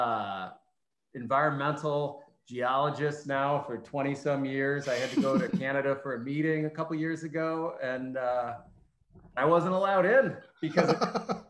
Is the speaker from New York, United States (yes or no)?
yes; Finger Lakes, New York, United States; I grew up in the Finger Lakes